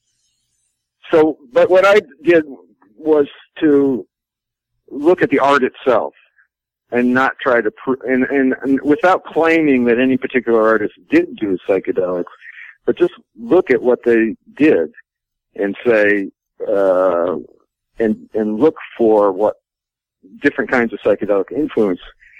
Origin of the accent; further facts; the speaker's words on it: Maine, United States; I was 13 or 12 or 13 in 1965. So I was growing up in Maine